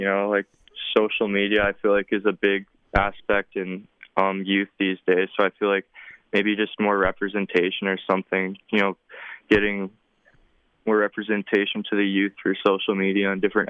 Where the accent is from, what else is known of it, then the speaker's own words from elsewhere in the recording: Regina, Saskatchewan, Canada; my hometown, you know, Regina Rams